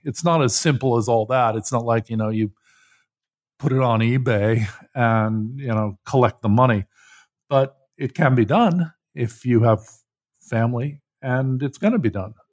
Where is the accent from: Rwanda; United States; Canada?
United States; I grew up in Cold War U S